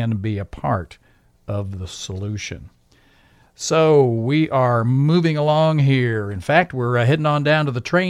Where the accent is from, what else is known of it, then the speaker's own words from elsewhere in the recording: United States; I'm an American